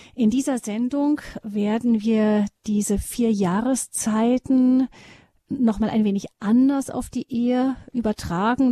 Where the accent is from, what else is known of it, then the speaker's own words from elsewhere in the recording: Rhineland, Germany; Bei uns im Rheinland